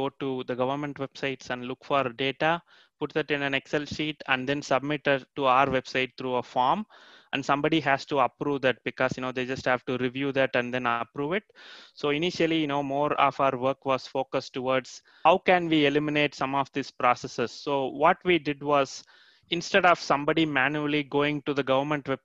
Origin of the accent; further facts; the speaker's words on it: India; now in Canada; I'm actually from India originally, and then I moved to Canada